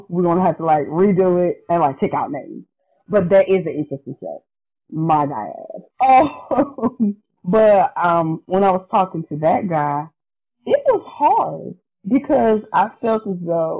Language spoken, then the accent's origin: English; Lumberton, North Carolina, United States; I'm from Lumberton, so I can say it.